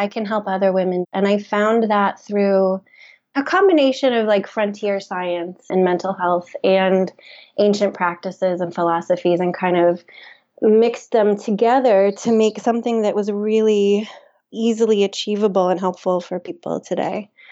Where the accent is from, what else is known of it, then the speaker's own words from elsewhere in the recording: Memphis, Tennessee, United States; moved away as an adult; also born or lived in New York; I grew up in Memphis, Tennessee, I moved to New York for college